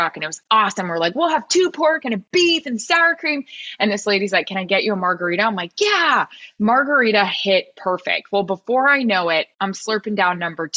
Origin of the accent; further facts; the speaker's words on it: Florida, United States; Like I am from Florida